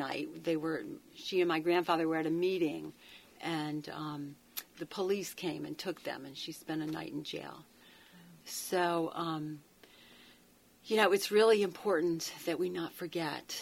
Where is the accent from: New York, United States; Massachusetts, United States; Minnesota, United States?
New York, United States; Rochester; moved away; I was born in Rochester, New York.